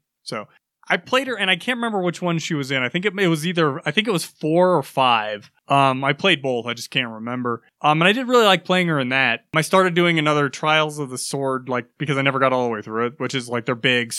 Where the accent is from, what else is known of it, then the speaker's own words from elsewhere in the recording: United States; I'm American